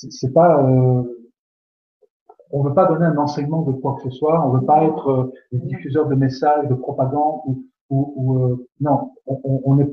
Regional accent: Belgium; comme on dit chez nous en Belgique

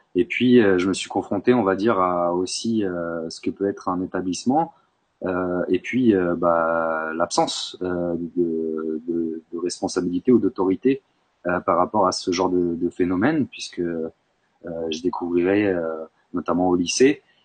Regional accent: Bourg-Saint-Maurice, Auvergne-Rhône-Alpes, France; also born or lived in Grenoble; j'étais au collège à Bourg-Saint-Maurice, même si je suis né à Grenoble. Euh, mes parents sont, sont, venus en Savoie, j'avais 7 ans

